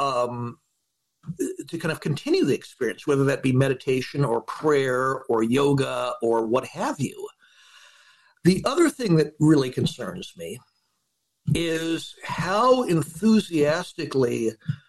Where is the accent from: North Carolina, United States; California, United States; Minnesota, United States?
California, United States; I'm a Californian.